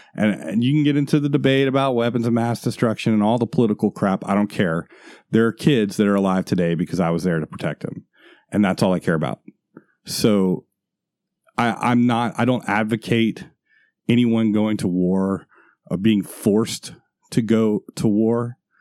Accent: Florida, United States; moved away; also born or lived in Washington State; I'm from Florida

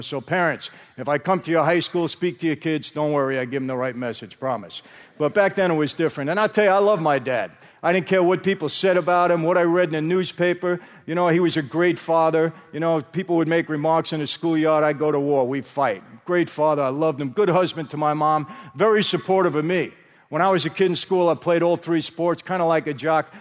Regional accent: New York, United States; now in Marina del Rey, United States; I grew up in New York where there are five organized crime families.

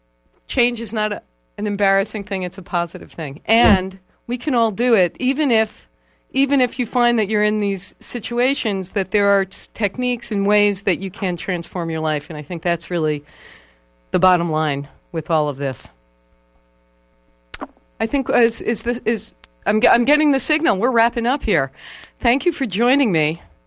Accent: New York, United States; yes, I'm from New York.

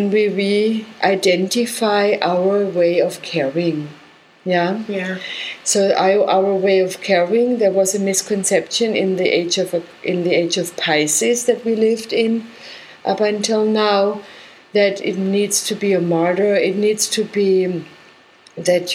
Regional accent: Germany; I come from Germany

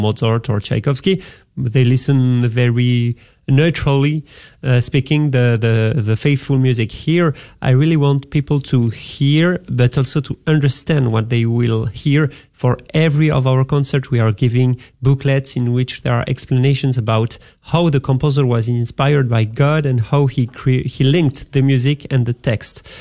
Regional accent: France; English is a second language; moved away as an adult; now in Dallas, United States; I'm working in Dallas or in France

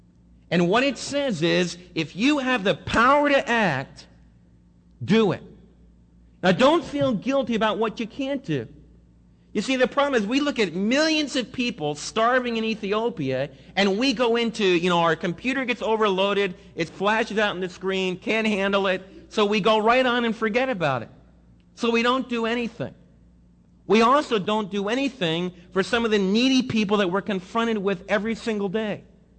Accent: Northeast, United States; In fact, I came from the Northeast where you don't even look at people in the eye.

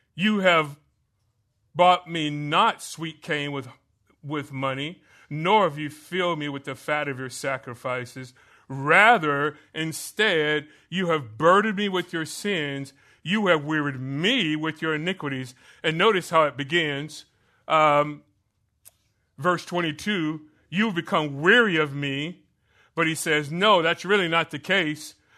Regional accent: Florida, United States; moved away; I grew up in Florida

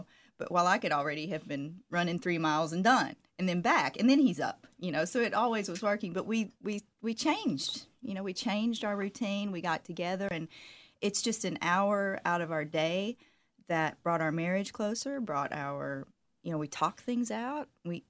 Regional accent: Southern United States, United States; Of course, now I'm from the South, so I try to always put on makeup

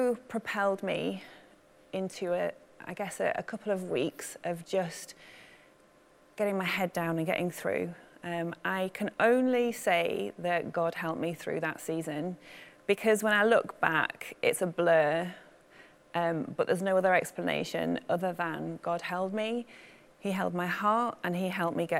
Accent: Manchester, North West England, United Kingdom; I grew up in Manchester

